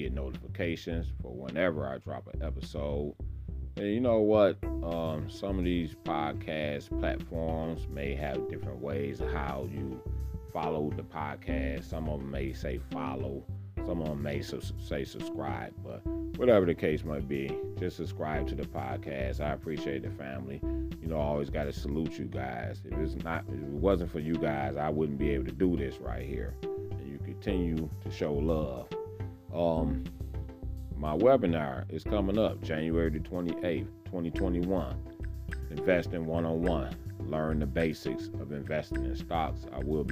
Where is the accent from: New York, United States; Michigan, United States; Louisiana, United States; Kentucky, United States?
Michigan, United States; Detroit; I grew up right there on Crane and Grasher.